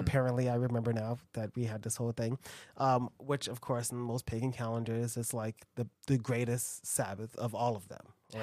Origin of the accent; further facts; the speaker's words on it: United States; we're American.